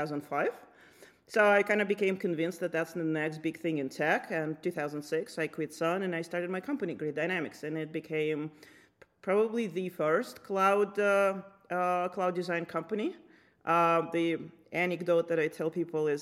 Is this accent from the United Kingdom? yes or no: no; Lithuania; moved away as an adult; now in United States; I grew up in Lithuania when it was still part of Soviet Union.